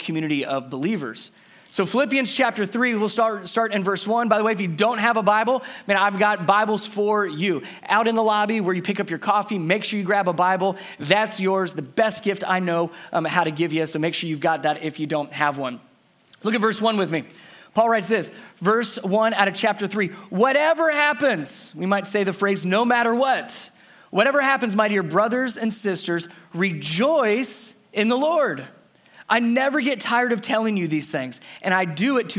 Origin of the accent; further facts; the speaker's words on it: Cincinnati, Ohio, United States; moved away; So I'm originally from Cincinnati, Ohio. I'm a Cincinnati boy, grew up in Cincinnati.